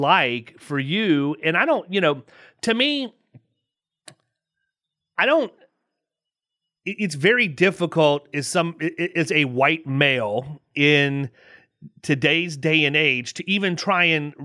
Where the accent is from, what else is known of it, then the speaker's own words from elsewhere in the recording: Southeast, United States; ignorant people from the Southeast like me